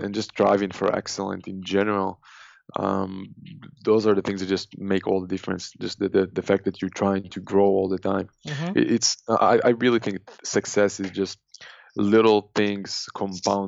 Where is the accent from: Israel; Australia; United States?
Israel; I'm born and raised in Israel, and every guy got to do 3 years in the army.